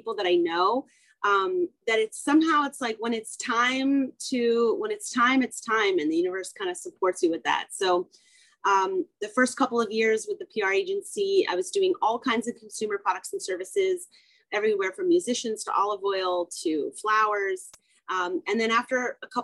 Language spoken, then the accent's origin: English; San Francisco Bay Area, California, United States; also born or lived in San Diego, California; I'm originally from California, and I grew up in the San Francisco Bay Area